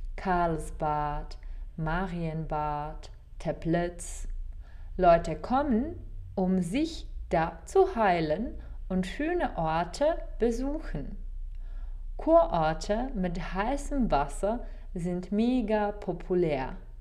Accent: Czechia; German is a second language; moved away as an adult; also born or lived in Pilsen, Czech Republic / Germany / Nepal; Ich bin in einer kleinen Stadt namens Gebrak in Böhmen geboren

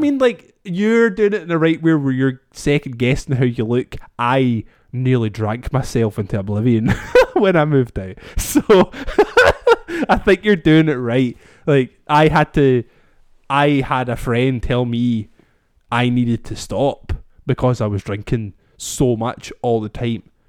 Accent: Scotland, United Kingdom; we can hold on to as the Scottish people

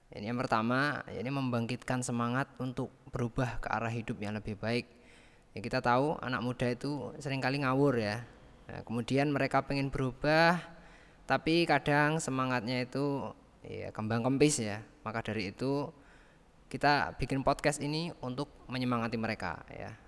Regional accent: Nganjuk, East Java, Indonesia; Nganjuk itu ya kota Nganjuk ya, kota tempat tinggal saya, tempat saya lahir ya di Nganjuk.

